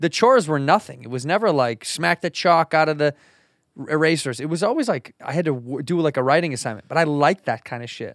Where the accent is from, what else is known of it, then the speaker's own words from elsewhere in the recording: Chicago, Illinois, United States; moved away; I grew up in the Midwest in Chicago